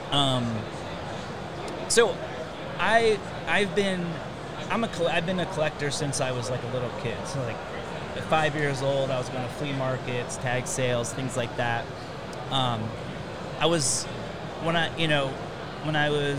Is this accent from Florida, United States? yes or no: yes; Orlando, Florida, United States; I grew up in Orlando